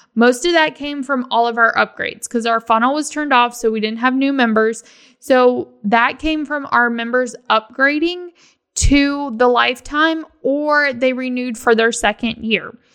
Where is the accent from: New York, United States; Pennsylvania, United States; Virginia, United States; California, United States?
Virginia, United States; now in Florida, United States; I'm from Virginia